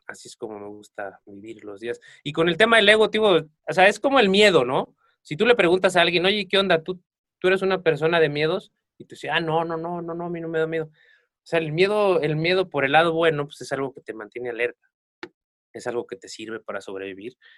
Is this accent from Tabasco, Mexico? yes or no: no; Acatlipa, Morelos, Mexico; moved away as an adult; now in Cuernavaca, Mexico; yo soy de un pueblo aquí muy cerca de Cuernavaca que se llama Acatlipa. Yo salí de mi pueblo hace aproximadamente como 12 años. Me vine a vivir aquí a Cuernavaca